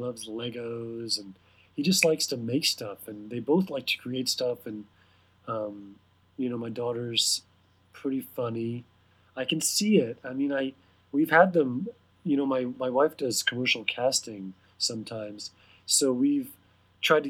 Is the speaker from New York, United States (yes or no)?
no; Houston, Texas, United States; moved away as an adult; also born or lived in Austin, Texas; now in Los Angeles, United States; I was born and raised in Houston, Texas, which is a nice place